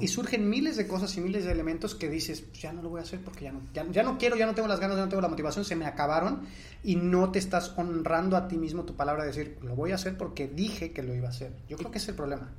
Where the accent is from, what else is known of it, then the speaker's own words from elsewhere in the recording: Mexico; nosotros como mexicanos